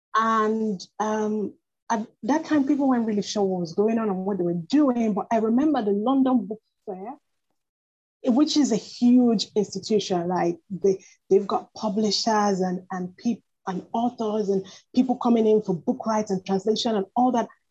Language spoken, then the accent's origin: English; Nigeria; moved away as an adult; also born or lived in United Kingdom; I was born in Nigeria, but I studied in the UK. Um, mm-hmm. I lived and studied in the UK for almost 10 years